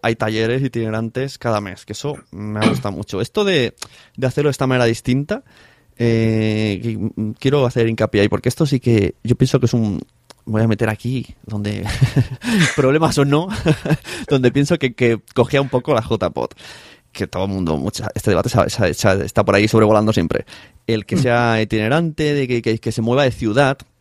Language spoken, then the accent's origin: Spanish; Palau-solità i Plegamans, Catalonia, Spain; en mi pueblo, en Palado de Plegamans